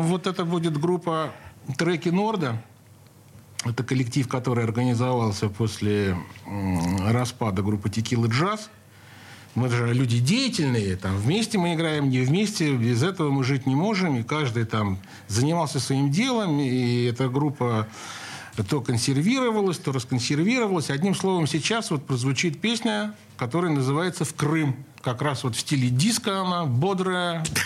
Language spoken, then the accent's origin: Russian; Saint Petersburg, Russia; Я родился в Ленинграде